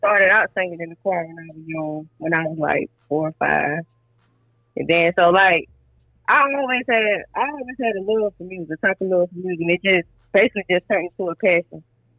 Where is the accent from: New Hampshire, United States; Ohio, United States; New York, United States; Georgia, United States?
Georgia, United States; Georgetown; I'm from Georgetown, Georgia. Ripping the 39854.